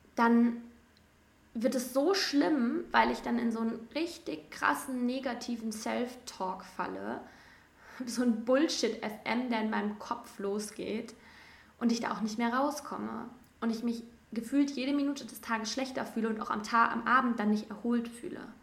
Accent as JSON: {"language": "German", "area": "between Cologne and Düsseldorf", "region": "North Rhine-Westphalia", "country": "Germany", "moved": "yes", "said": "ich komme aus dem Rheinland zwischen Köln und Düsseldorf"}